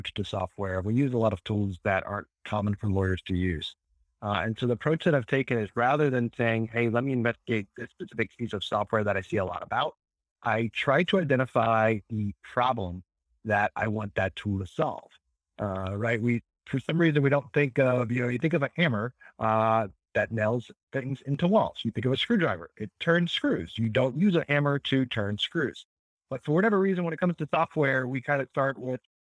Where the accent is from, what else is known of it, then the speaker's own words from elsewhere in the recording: New Orleans, Louisiana, United States; I'm from New Orleans